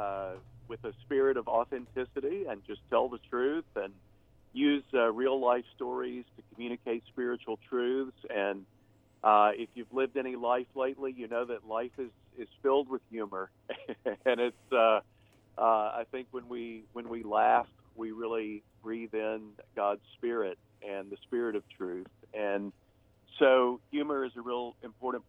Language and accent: English; Texas, United States; moved away; I'm from Texas and lived in Texas for quite a while